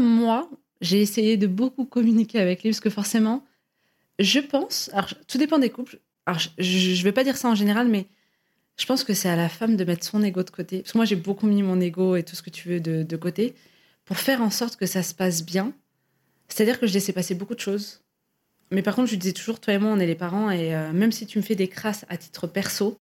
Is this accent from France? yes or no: no; Algeria; je suis algérienne